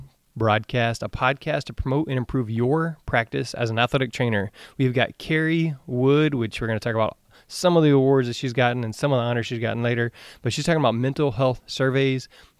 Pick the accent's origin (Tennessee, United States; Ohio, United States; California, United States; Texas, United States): Texas, United States; I'm from Texas in the South